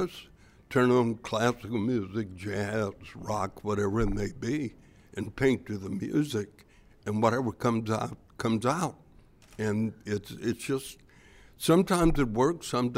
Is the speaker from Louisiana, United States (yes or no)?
yes; Louisiana, United States; born or raised there